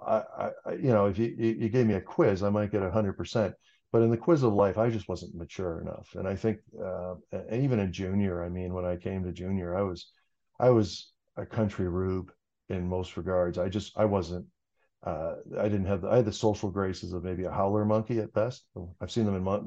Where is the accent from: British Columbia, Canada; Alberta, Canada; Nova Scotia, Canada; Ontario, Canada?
Ontario, Canada; Cambridge; I grew up outside of Cambridge on a farm